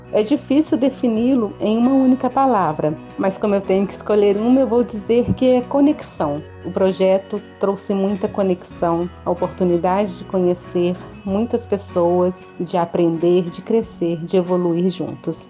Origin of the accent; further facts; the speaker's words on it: Mariana, Minas Gerais, Brazil; eu sou da cidade de Mariana